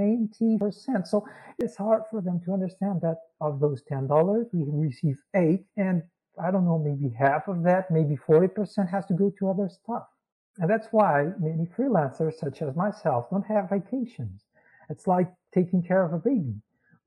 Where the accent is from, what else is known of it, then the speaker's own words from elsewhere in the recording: Portugal; I was born in Portugal.